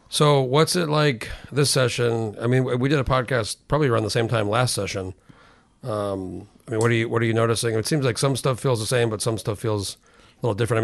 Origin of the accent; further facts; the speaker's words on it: New Mexico, United States; I grew up in New Mexico, which is pretty bi, pretty big state